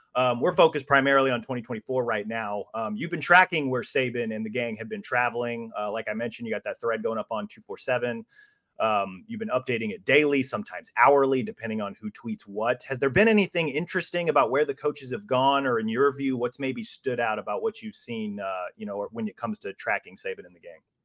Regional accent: Kansas City, Missouri, United States; moved away; also born or lived in Iowa; I'm originally from Kansas City

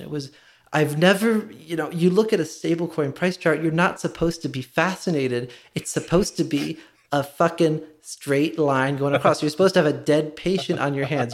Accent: Wynnewood, Pennsylvania, United States; I'm from Winwood.

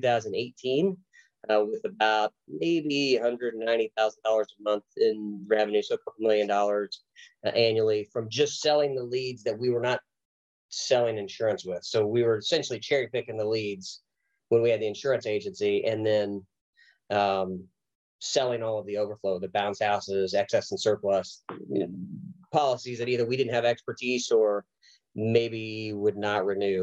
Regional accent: Oklahoma, United States; moved away as an adult

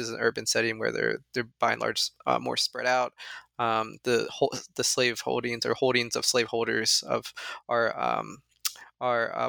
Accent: Northern Delaware, United States; I'm actually from Northern Delaware, which is in many ways, as you well know, right? In many ways, a suburb of Philadelphia

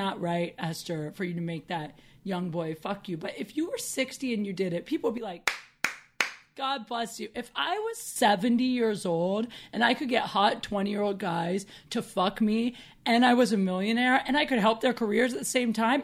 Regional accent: Midwest, United States; also born or lived in Chicago; now in Los Angeles, United States; We're from the Midwest

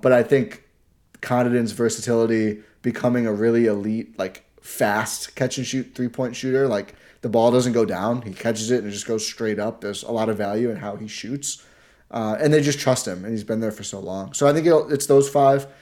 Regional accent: Wisconsin, United States

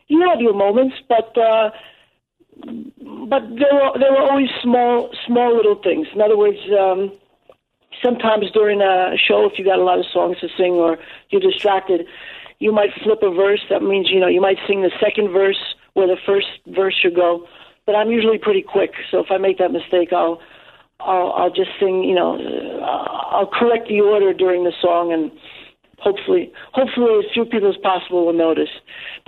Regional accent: New York City, New York, United States; born or raised there; first language English

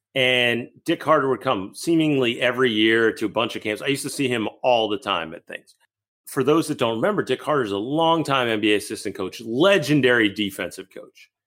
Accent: Massachusetts, United States; moved away; also born or lived in Pennsylvania; I grew up in Massachusetts, but ended up living in Pennsylvania

